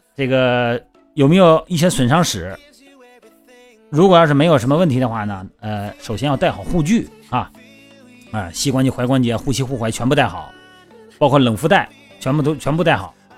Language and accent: Chinese; Shandong, China; now in Beijing, China; 我们老家山东嘛，我们每年以前啊，不在北京的时候啊，每年都爬山，都去爬泰山去